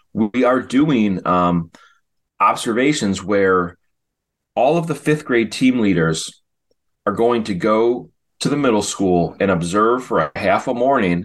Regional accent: Chicago, Illinois, United States; I remember growing up in Chicago

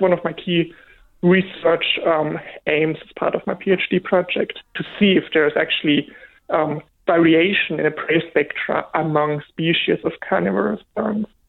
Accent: Germany; English is a second language; moved away as an adult; now in Australia; I grew up in, in Germany, as you may hear from my from my accent.

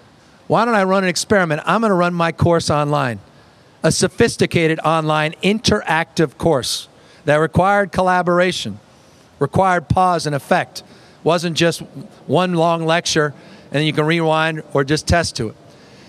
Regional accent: Marin County, California, United States; my hometown in Marin County

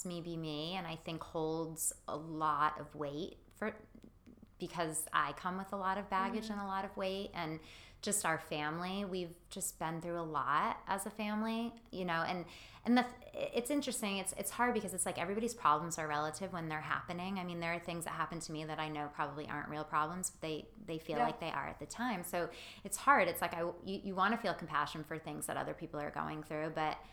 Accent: Massachusetts, United States; I'm from Massachusetts, so I'm very proud to be a Northeast girl

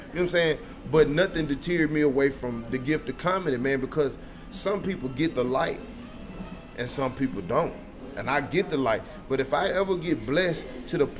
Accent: Shreveport, Louisiana, United States; growing up in Shreveport

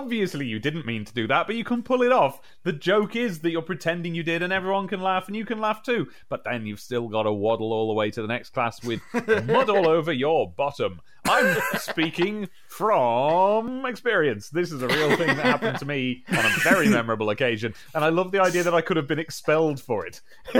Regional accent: Midlands, United Kingdom; moved away as an adult; I'm from the Midlands, and I've had lived there all my life until I became an adult and left. And I sounded like this roughly when I left, and it's got nothing to do with where I lived.

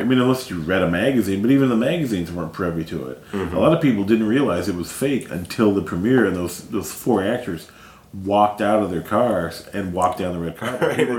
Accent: North Carolina, United States; I mean, there's an area where I grew up in North Carolina.

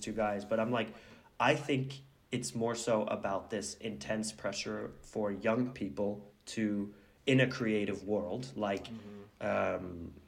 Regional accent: Oslo, Norway; I think that it's more about like growing up in Oslo, as I was saying

